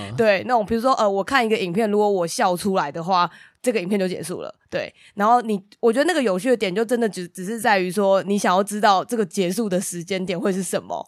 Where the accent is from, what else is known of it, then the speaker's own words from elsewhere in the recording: Taiwan; 我就是那个台湾人好吗？